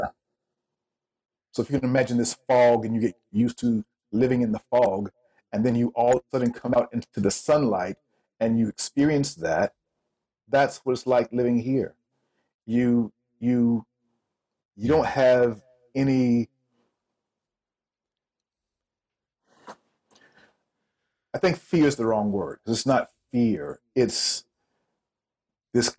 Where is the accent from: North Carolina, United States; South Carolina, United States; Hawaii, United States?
South Carolina, United States; moved away as an adult; also born or lived in New York; now in Tokyo, Japan; I was born in New York, raised in South Carolina, moved down south when I was 7 years old